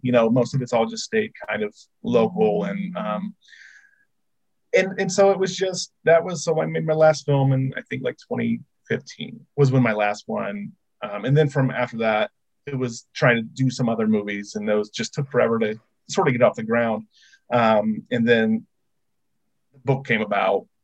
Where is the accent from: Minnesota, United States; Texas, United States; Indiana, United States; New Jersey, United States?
Indiana, United States; born and raised in Indiana